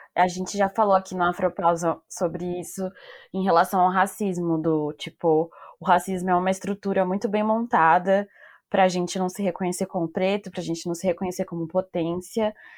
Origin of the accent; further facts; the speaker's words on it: São Paulo, Brazil; eu sou de São Paulo